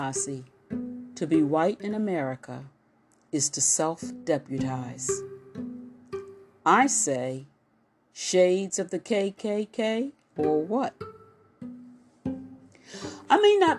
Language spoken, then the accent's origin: English; United States; I was from the United States